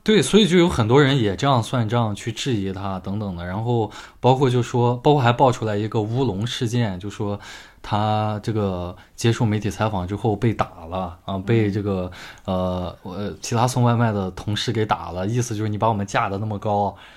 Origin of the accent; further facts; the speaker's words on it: Shandong, China; 我们家乡的电视台啊，家乡的电视台的这个台长